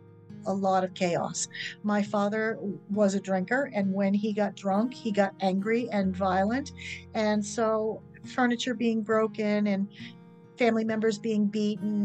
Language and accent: English; Kennebunk, Maine, United States; also born or lived in Exeter, New Hampshire; I was born in 1961 in Exeter, New Hampshire, and we came to live in Kennebunk sometime after that, I don't know when.